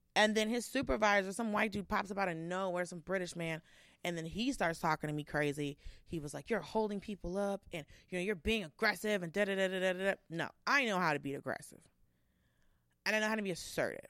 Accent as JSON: {"language": "English", "region": "Georgia", "country": "United States", "said": "I'm from Georgia"}